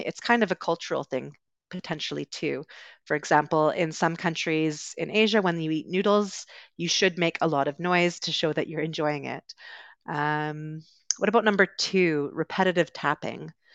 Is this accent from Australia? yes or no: no; West Coast of Canada, Canada; moved away as an adult; also born or lived in United Kingdom; I'm originally from Canada, grew up on the West Coast, um, also lived in the U K for a little while